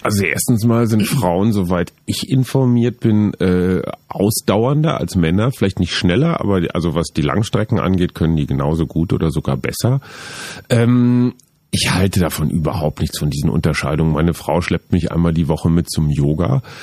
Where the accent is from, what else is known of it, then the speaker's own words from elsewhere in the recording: Münster, North Rhine-Westphalia, Germany; Ich komme aus Münster, Radfahrerstadt.